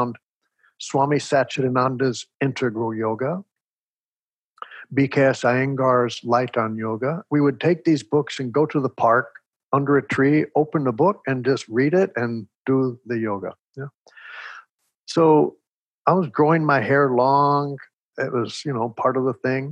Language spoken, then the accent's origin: English; Texas, United States; I grew up in Texas